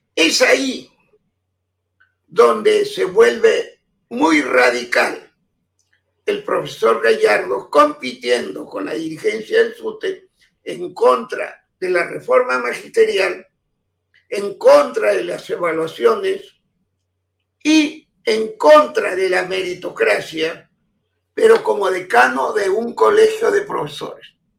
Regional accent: Peru; soy, lo digo con toda humildad, el único peruano que tiene las palmas magisteriales

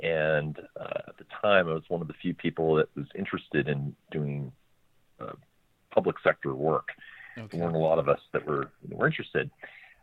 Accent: Marblehead, Massachusetts, United States; moved away as an adult; now in Washington, D.C., United States; I grew up in Marblehead, Massachusetts, just north of Boston

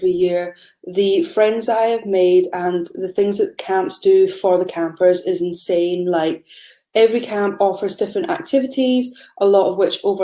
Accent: Scotland, United Kingdom; I am from Scotland

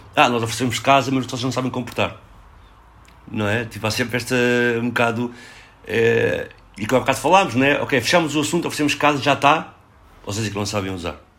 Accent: Lisbon, Portugal; eu cresci aqui em Lisboa e trabalho na área metropolitana

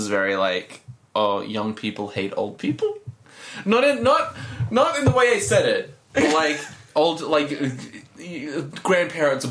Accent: Australia; We're from Australia

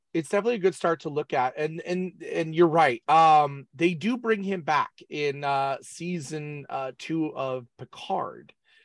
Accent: San Jose, California, United States; I grew up in San Jose in the 1980s.

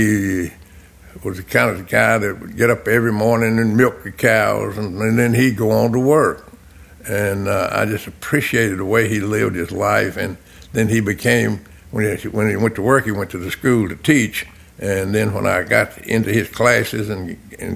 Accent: Franklin, Tennessee, United States; I was raised right here in Franklin

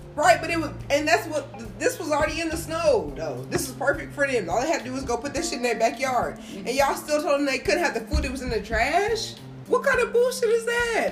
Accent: Marion, United States; I grew up in Marion

